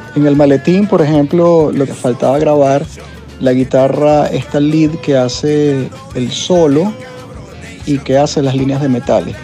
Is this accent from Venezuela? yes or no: yes; Venezuela; a nosotros como venezolanos